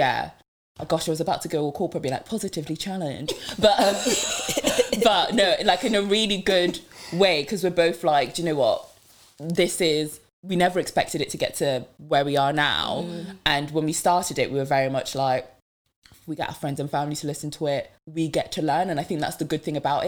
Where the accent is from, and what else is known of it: Devon, South West England, United Kingdom; born or raised there; first language French; English is a second language; also born or lived in Democratic Republic of the Congo